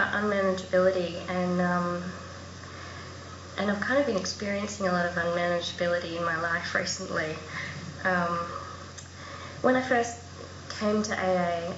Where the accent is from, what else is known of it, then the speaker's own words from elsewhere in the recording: Adelaide, South Australia, Australia; moved away as an adult; also born or lived in Melbourne; I grew up in Adelaide and I moved to Melbourne